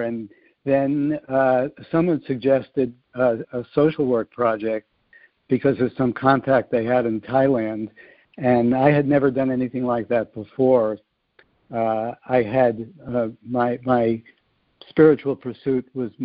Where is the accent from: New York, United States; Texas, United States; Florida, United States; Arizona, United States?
New York, United States; New York City; now in California, United States; I grew up in New York City